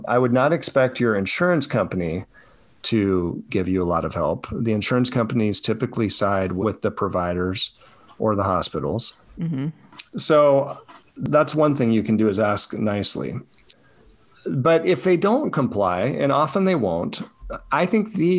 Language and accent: English; Colorado, United States; Where I grew up in Colorado